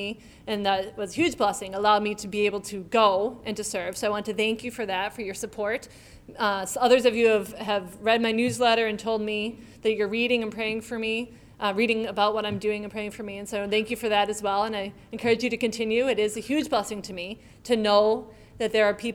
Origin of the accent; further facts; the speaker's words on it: Tewksbury, Massachusetts, United States; moved away as an adult; also born or lived in Brazil; now in Cariri, Brazil; I actually grew up in Tewksbury